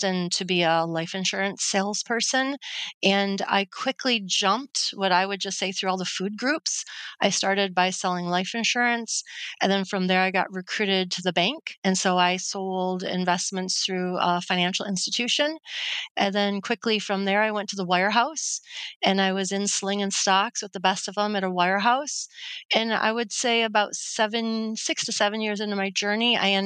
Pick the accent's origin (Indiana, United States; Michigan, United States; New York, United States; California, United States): Michigan, United States; Detroit; I landed in a job here in my hometown in Detroit, Michigan, selling insurance